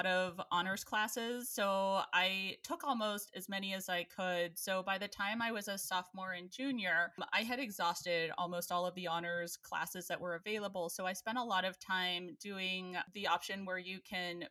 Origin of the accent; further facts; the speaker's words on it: Johnstown, Pennsylvania, United States; moved away as an adult; also born or lived in Erie, Pennsylvania / Washington, D.C.; my hometown of Johnstown